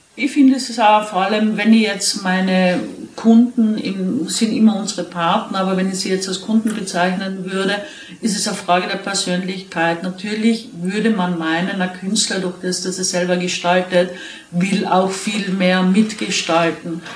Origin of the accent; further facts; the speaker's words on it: East Tyrol, Austria; ich bin in Osttirol aufgewachsen